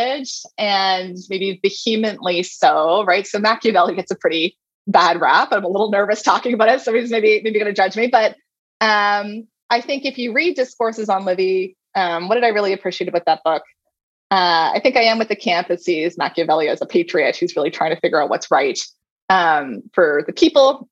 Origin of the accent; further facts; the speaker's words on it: Halifax, Nova Scotia, Canada; Halifax is my hometown.